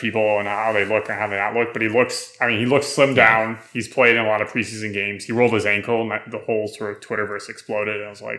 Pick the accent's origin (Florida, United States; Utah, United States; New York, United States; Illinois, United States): Illinois, United States; Chicago; I'm from Chicago